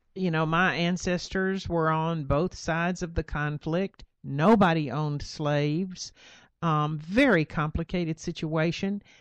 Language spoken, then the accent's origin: English; the South, United States; I grew up in the South